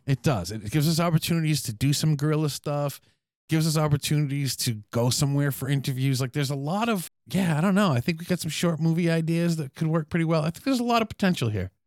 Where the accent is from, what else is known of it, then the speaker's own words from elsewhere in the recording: New England, United States; growing up in New England